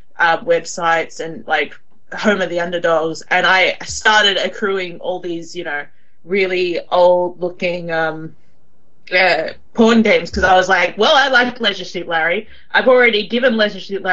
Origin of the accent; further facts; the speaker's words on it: Australia; I'm from Australia